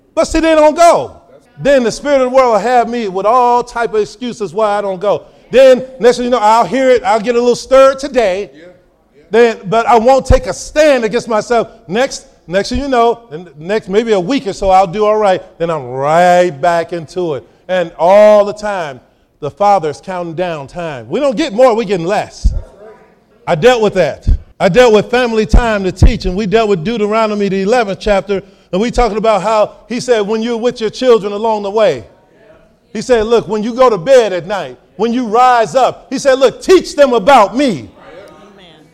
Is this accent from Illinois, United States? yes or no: yes; Chicago, Illinois, United States; I grew up here in Chicago